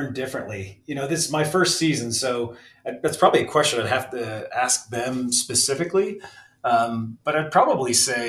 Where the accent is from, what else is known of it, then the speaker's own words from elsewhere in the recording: Saranac Lake, New York, United States; moved away; I grew up just outside of Lake Placid, New York, another Olympic town, similar to Park City, in a small village called Saranac Lake, New York.